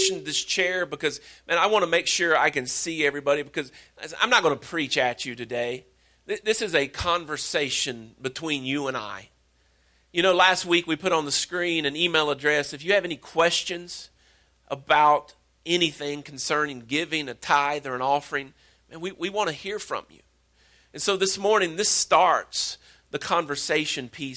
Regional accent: Wallburg, North Carolina, United States; I'm from Wahlberg

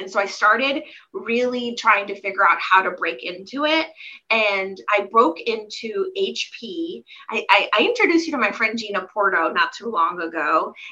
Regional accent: Silver Spring, Maryland, United States; now in Portland, United States; we lived in the DC area, Silver Spring, Maryland, to be exact, is where I grew up

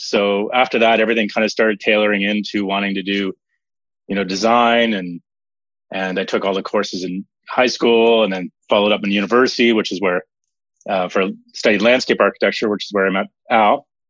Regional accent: Mount Zion, Ontario, Canada; I grew up uh, just outside of Toronto in Canada, small little hamlet called Mount Zion

